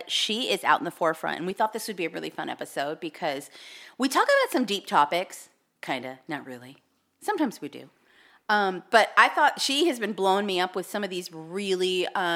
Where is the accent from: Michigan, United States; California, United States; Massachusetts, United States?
California, United States; Southern; my parents are from New York and we were raised in Southern California